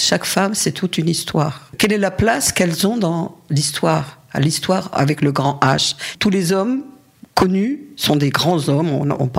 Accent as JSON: {"language": "French", "town": "Paris", "region": "Île-de-France", "country": "France", "tie": "born or raised there", "also_born_or_lived": "Algeria / Saint-Denis", "moved": "as an adult", "lives_now": "Barcelona, Spain", "said": "Je ne suis pas née à Paris. D'abord, je suis née en Algérie. Mes parents ont émigré. Euh, j'avais deux ans et on a, on a vécu plutôt à Saint-Denis au début, puis ensuite à Paris. Et ma scolarité, je l'ai faite à Paris"}